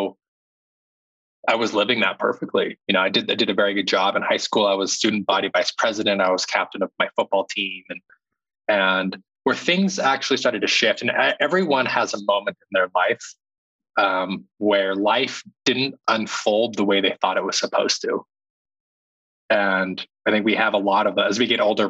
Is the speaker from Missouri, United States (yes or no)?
no; Utah, United States; growing up, I grew up in Utah.